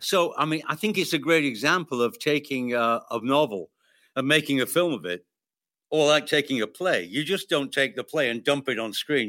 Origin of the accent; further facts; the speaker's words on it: United Kingdom; I'm British